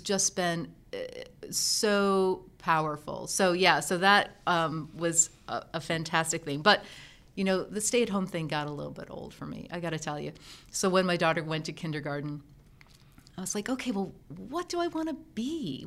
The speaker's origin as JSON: {"language": "English", "town": "Endicott", "region": "New York", "country": "United States", "tie": "born or raised there", "said": "I grew up in Endicott, New York, home of I B M."}